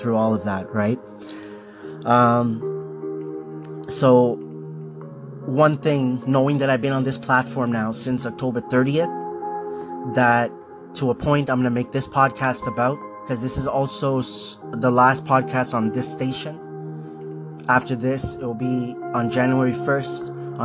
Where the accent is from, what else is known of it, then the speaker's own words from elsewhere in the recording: Markham, Ontario, Canada; also born or lived in Scarborough, Ontario; I was born in Scarborough, Ontario. This is Canada. When I was 6 years old, we moved to Markham.